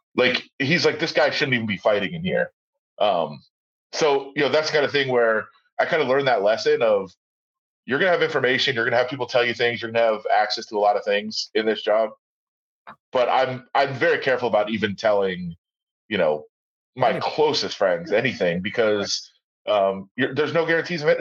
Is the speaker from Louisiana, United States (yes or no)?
no; Ann Arbor, Michigan, United States; now in Las Vegas, United States; I'm from Ann Arbor